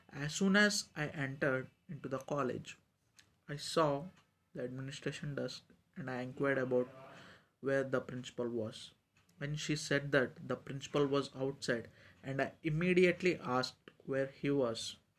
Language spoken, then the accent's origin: English; India; from India